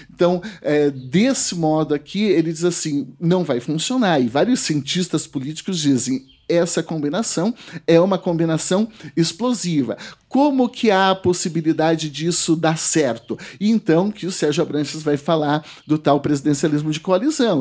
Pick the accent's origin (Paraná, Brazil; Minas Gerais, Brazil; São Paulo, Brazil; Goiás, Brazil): Paraná, Brazil; Porecatu; pela minha, pela minha região onde eu nasci, Porecatu, norte do estado